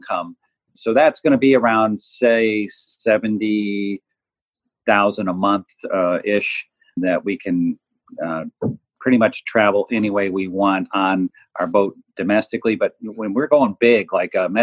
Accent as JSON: {"language": "English", "town": "Chicago", "region": "Illinois", "country": "United States", "tie": "born or raised there", "said": "I grew up in Chicago, and I'm a product of a blue collar Midwestern"}